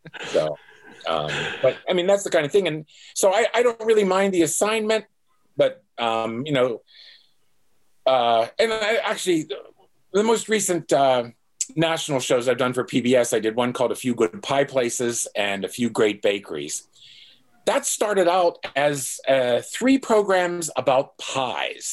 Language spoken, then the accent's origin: English; Pittsburgh, Pennsylvania, United States; moved away as an adult; also born or lived in Chapel Hill, North Carolina / South Carolina; I grew up in Pittsburgh.